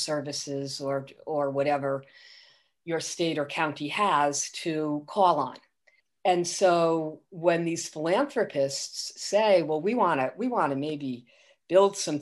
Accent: Providence, Rhode Island, United States; I grew up right near Providence College

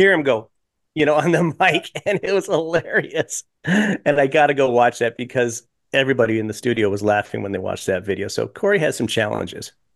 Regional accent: Colorado, United States; moved away as an adult; also born or lived in Denver; now in Chicago, United States; growing up in Colorado

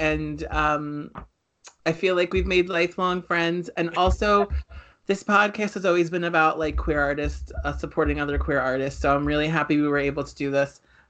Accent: New Jersey, United States; We're from New Jersey, so

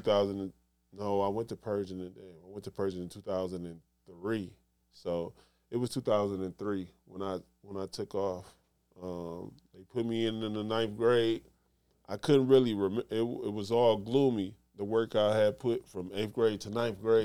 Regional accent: Detroit, Michigan, United States; I come from Detroit

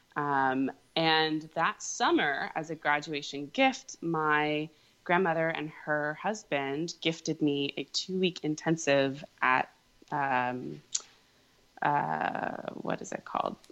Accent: Virginia, United States; also born or lived in England; now in New York City, United States; I'm from Virginia

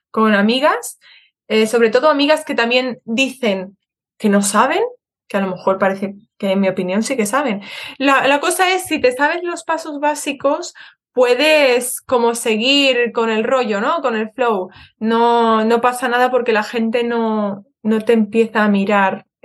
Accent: Madrid, Community of Madrid, Spain; yo cuando era pequeña vivía en, en Madrid

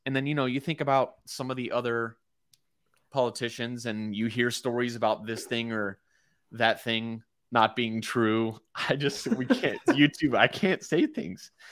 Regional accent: United States; as an American

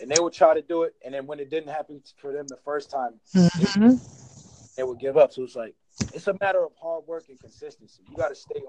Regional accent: Alabama, United States; now in Boston, United States; I'm from Alabama

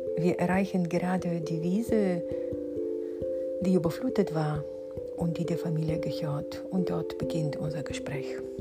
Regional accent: Bulgaria; now in Bad Bodendorf, Germany; ich bin Bulgarin

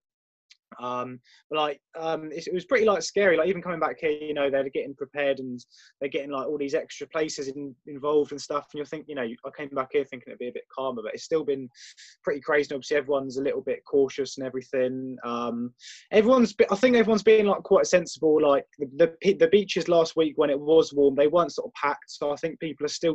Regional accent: Isle of Wight, South East England, United Kingdom; I'm from the Isle of Wight

